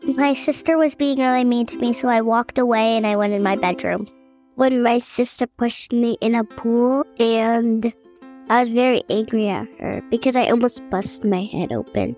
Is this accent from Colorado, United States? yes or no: no; Virginia, United States; I am from Virginia, and that is where I am right now.